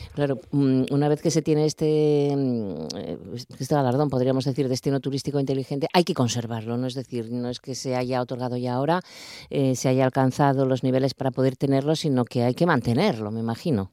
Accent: Asturias, Spain; somos muchos los asturianos

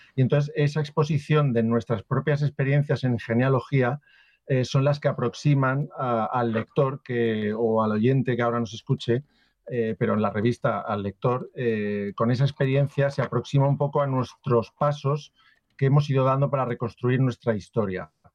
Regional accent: Valencia, Valencian Community, Spain; yo por ejemplo soy de Valencia, pero tengo antepasados de Barcelona, de Madrid, de Extremadura, de Valladolid, de Andalucía, incluso de Génova en Italia

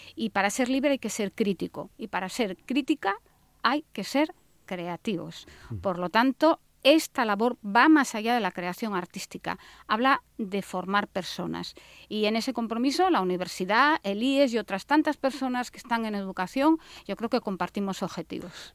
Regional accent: Asturias, Spain

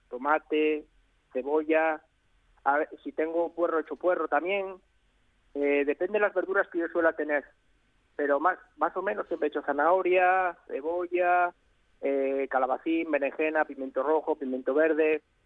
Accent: León, Castile and León, Spain; de mi tierra, que es de, León

